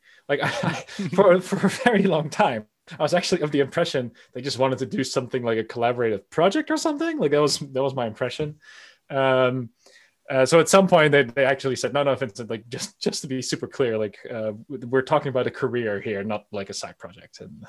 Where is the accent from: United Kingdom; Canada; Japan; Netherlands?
Netherlands; also born or lived in United States; I was raised bilingually. So I was born in the United States, lived there for a little bit, that I did most of my youth here in the Netherlands, but I definitely traveled to the United States, and that's where the accent comes from.